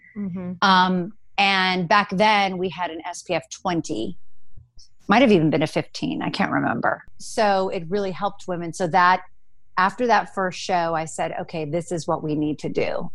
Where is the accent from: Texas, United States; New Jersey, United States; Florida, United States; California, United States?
California, United States; Los Angeles; also born or lived in New York; I grew up in Los Angeles